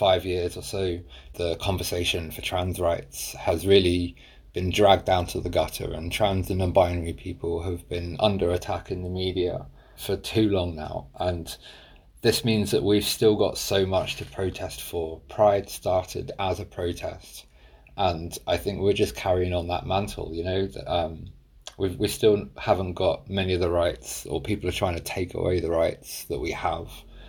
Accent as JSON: {"language": "English", "region": "New Jersey", "country": "United States", "tie": "born or raised there", "said": "Oh, I grew up in Jersey. And I was born into a very devout Jehovah's Witness family that I call it a cult."}